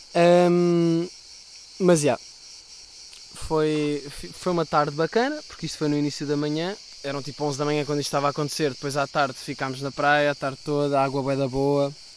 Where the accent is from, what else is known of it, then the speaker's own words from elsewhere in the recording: Sintra, Lisbon, Portugal; eu sou de Sintra